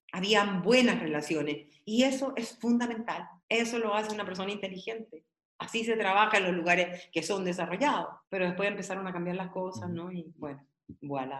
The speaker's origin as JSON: {"language": "Spanish", "town": "Peralillo", "region": "O'Higgins", "country": "Chile", "tie": "born or raised there", "also_born_or_lived": "San Fernando", "said": "Yo recuerdo donde yo nací. Era súper latifundista mi pueblo, Peralillo"}